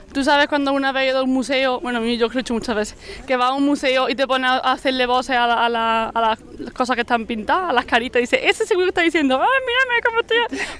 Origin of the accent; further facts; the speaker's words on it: Córdoba, Andalusia, Spain; siendo de Córdoba